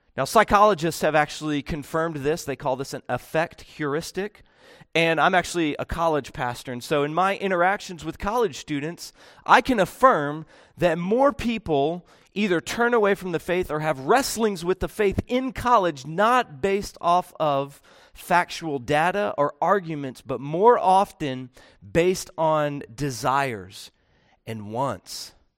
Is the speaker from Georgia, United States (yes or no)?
yes; Georgia, United States; I'm from Georgia